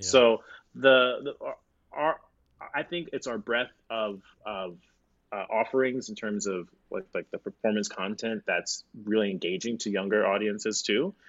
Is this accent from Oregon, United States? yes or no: no; Florida, United States; moved away as an adult; now in Chicago, United States; I'm from Florida